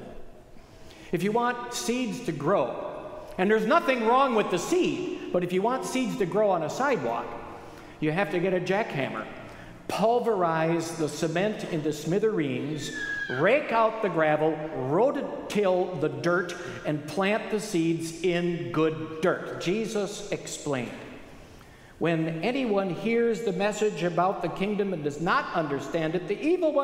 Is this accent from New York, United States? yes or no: no; Wisconsin, United States; I grew up in Wisconsin, about 50 miles west of here.